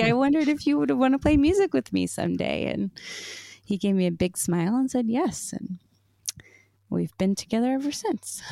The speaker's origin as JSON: {"language": "English", "town": "Seattle", "region": "Washington", "country": "United States", "moved": "as an adult", "lives_now": "Wisconsin, United States", "said": "I'm from Washington, and it, you know, it or the Seattle area just doesn't really get that cold."}